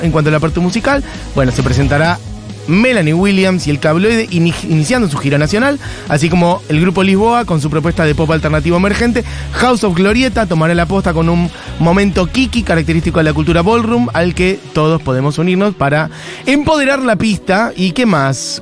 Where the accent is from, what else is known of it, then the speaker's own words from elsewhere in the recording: Buenos Aires, Argentina; era la heladería a la que yo iba cuando era niño en Villa Crespo